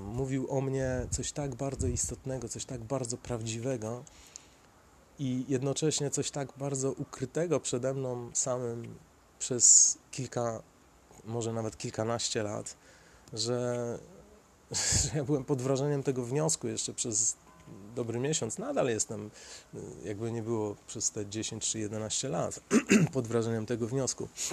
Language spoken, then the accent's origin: Polish; Sieradz, Łódź Voivodeship, Poland; now in Łódź, Poland; ja pochodzę z Sieradza